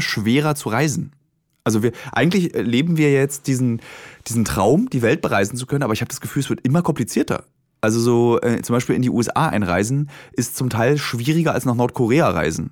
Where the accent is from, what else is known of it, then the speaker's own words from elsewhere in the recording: Germany; Ich meine, ich habe neun Jahre DDR mitbekommen